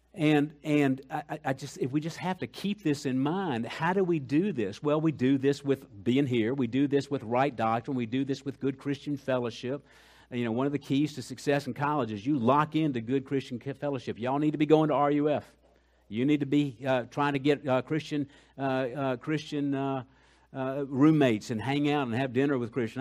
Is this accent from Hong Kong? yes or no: no; Colombia; moved away; I'm from Colombia